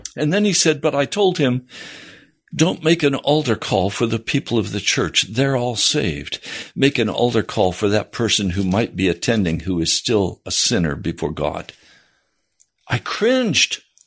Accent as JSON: {"language": "English", "country": "United States", "said": "Most of us growing up in the American church also grew up in the American culture"}